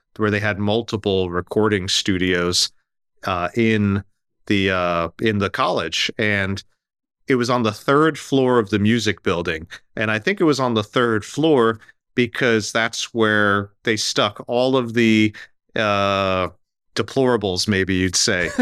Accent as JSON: {"language": "English", "region": "New Jersey", "country": "United States", "tie": "born or raised there", "said": "I grew up right here in New Jersey, outside of New York"}